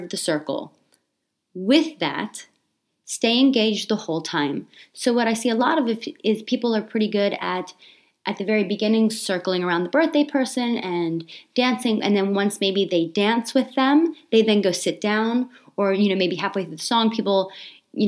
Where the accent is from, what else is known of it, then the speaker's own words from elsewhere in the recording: Australia; growing up in Australia, like there wasn't a lot of technology at the time.